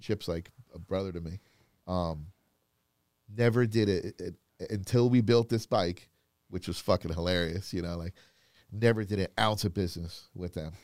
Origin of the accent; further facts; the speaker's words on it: Florida, United States; moved away; I grew up in Florida